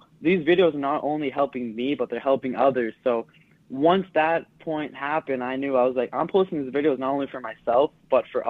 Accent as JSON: {"language": "English", "region": "Massachusetts", "country": "United States", "said": "I'm from Massachusetts"}